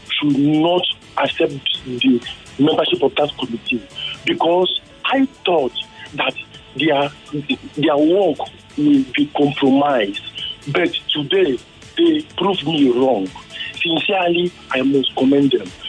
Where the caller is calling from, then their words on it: Surulere, Lagos, Nigeria; I am … from Surulere.